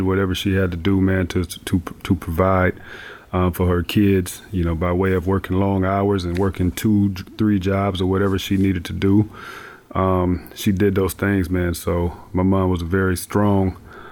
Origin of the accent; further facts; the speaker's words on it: Fremont, Ohio, United States; moved away; also born or lived in Napa; Fremont, Ohio. So I'm from the Midwest, Northwest Ohio, a small town